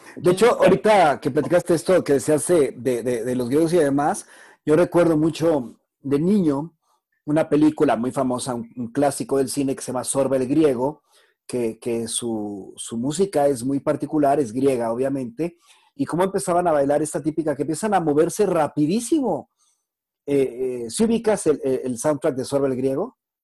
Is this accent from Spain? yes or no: no; Mexico; en México, no somos un país educado en, en, en, artes clásicas